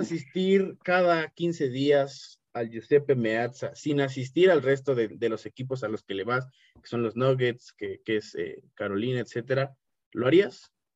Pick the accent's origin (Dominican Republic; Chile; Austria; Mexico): Mexico; soy un mexicano podcaster como tú